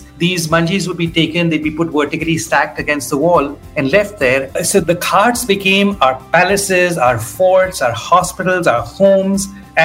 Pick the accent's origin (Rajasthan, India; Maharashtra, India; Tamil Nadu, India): Rajasthan, India; Jaipur; I grew up in Jaipur in one of the old Havelis, and the whole summer we would sleep on the terrace